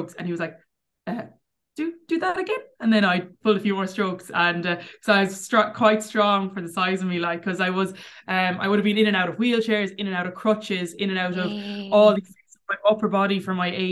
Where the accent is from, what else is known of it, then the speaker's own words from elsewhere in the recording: Clarenbridge, Connacht, Ireland; also born or lived in Cork / Tuam; I grew up in Clarenbridge